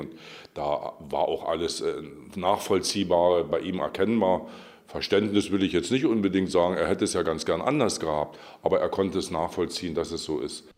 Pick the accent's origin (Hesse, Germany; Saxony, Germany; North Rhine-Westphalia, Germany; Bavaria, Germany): Saxony, Germany; moved away as an adult; now in Brandenburg, Germany; In Sachsen, da wo ich herkomme